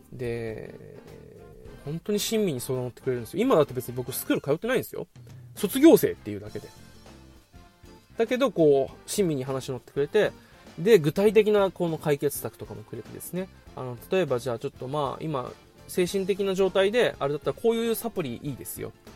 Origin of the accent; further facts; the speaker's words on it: Okinawa, Japan; 地元沖縄